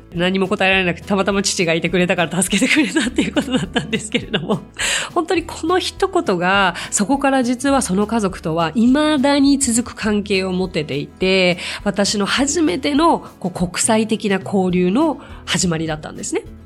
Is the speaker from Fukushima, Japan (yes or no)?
no; Tokyo, Japan; 私は東京生まれ東京育ちで